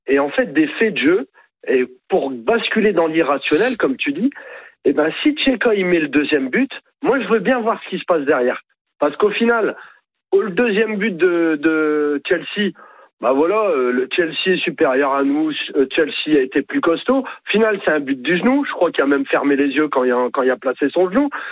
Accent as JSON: {"language": "French", "country": "France", "said": "on est français, on est tous français"}